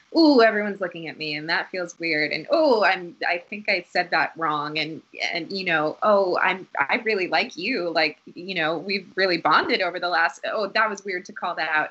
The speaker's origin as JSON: {"language": "English", "town": "Newton", "region": "Massachusetts", "country": "United States", "tie": "born or raised there", "also_born_or_lived": "Boston, Massachusetts", "said": "we grew up in Dorchester, oh, um, yeah. and then around seven or eight, we moved to a suburb called Newton, Massachusetts."}